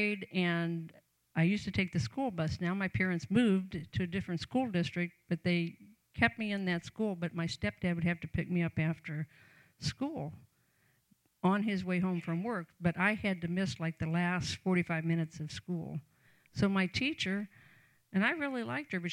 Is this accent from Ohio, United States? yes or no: yes; Canton, Ohio, United States; born or raised there